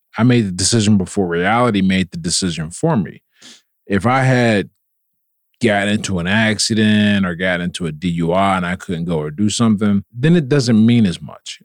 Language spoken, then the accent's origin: English; Pittsburgh, Pennsylvania, United States; I was born and raised in Pittsburgh